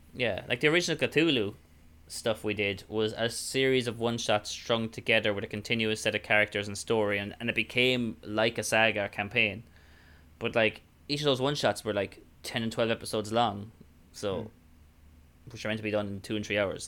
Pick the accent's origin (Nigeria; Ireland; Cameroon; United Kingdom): Ireland; accent: Irish; more Irish up my accent